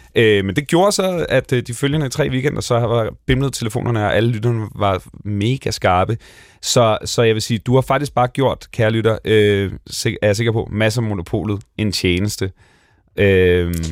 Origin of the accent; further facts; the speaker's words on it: Bornholm, Capital Region of Denmark, Denmark; moved away; jeg kommer fra Bornholm, jeg kommer fra en flække, hvor der boede otte hundrede mennesker